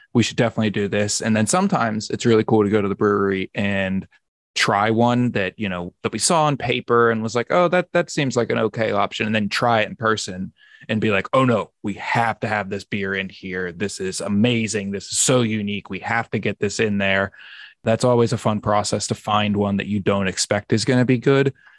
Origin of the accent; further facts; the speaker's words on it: Pittsburgh, Pennsylvania, United States; Pittsburgh, my hometown